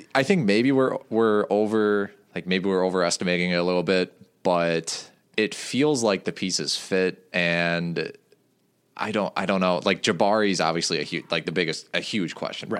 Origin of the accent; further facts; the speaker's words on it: Waukesha County, Wisconsin, United States; now in Madison, United States; I grew up in Waukesha County